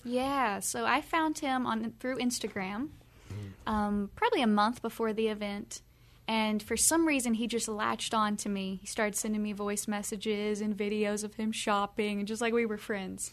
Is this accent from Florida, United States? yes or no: no; Kentucky, United States; we're from the South, we're from Kentucky, Bible Belt